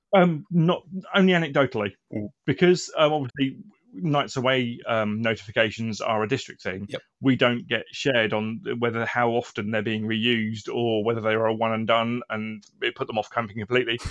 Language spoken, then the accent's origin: English; Aldershot, South East England, United Kingdom; now in Milton Keynes, United Kingdom; I grew up and started in Aldershot, and then when I moved around the country